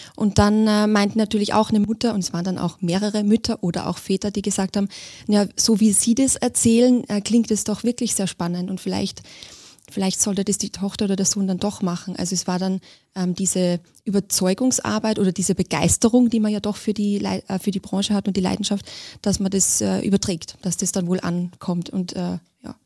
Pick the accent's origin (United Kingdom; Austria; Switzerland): Austria; moved away; ich bin Österreicherin